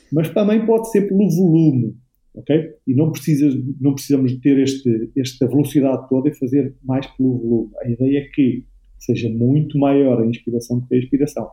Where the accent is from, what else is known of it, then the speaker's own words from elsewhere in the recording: Aveiro, Aveiro District, Portugal; eu sou daqui da Aveiro, da Algaria Velha, da Metrópole